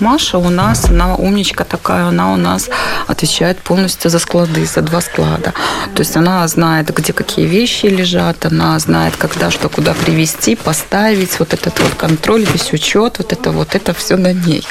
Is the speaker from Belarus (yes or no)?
yes; Belarus; moved away as an adult; now in Warsaw, Poland; я из Беларуси убежала в 2021 году